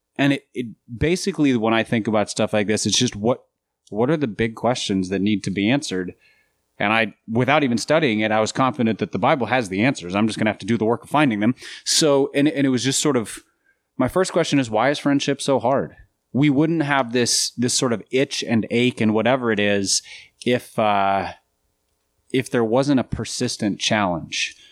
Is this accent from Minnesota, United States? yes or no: yes; Minnesota, United States; now in Nashville, United States; I grew up in Minnesota